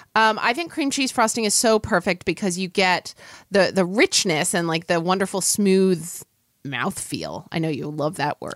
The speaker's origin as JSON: {"language": "English", "region": "Oklahoma", "country": "United States", "tie": "born or raised there", "said": "growing up in Oklahoma, I, you know, it gets wildly hot there in the summer"}